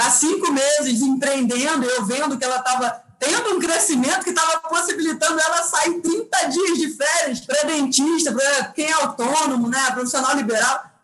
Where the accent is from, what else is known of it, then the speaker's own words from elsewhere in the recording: Rio de Janeiro, Brazil; Sou carioca, sou carioca, exatamente.